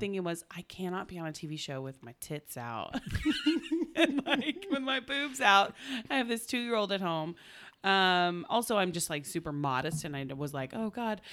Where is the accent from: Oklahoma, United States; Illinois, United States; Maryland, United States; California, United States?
Oklahoma, United States; I'm from Oklahoma.